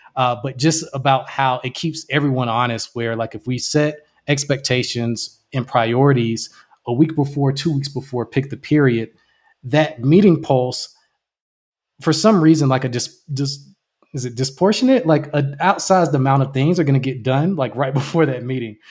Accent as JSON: {"language": "English", "town": "Jacksonville", "region": "Florida", "country": "United States", "said": "I'm originally from Jacksonville, Florida"}